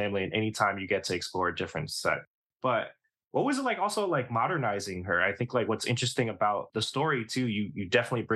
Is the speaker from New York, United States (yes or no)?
yes; New York, United States; being a New Yorker all my life